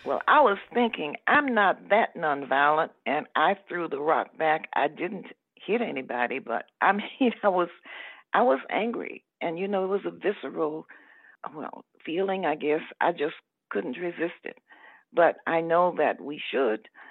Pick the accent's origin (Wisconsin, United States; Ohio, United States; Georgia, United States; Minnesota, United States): Georgia, United States; Atlanta; I wanted to stay in the South because I was born in Atlanta. I was not a person who came from another place